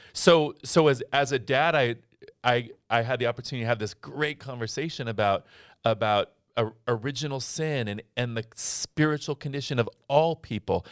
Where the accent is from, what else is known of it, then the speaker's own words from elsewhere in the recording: Scottsdale, Arizona, United States; in high school, I was in, I was in Scottsdale, Arizona.